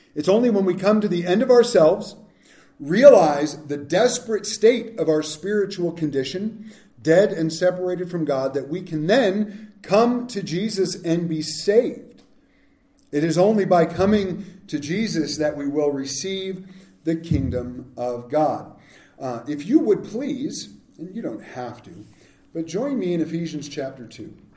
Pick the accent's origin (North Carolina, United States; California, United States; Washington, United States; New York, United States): California, United States; Southern; we grew up in Southern California